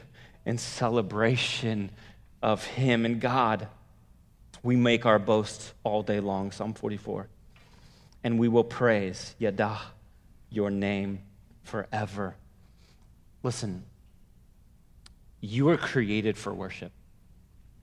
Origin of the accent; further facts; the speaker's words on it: the Bay Area, California, United States; I grew up in the Bay Area.